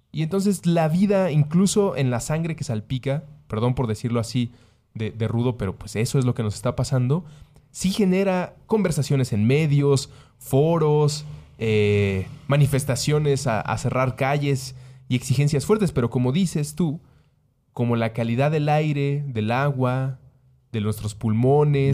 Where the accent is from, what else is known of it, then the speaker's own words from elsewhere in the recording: Mexico; Soy mexicano